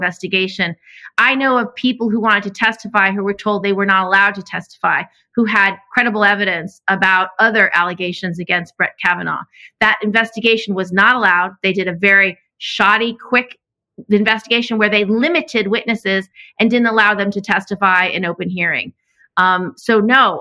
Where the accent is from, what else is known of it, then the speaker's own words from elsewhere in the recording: Albany, New York, United States; I'm from Albany